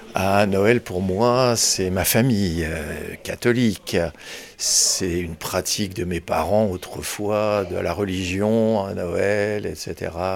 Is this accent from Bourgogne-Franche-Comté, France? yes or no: yes; Nièvre, Bourgogne-Franche-Comté, France; now in Paris, France; je suis originaire de la Nièvre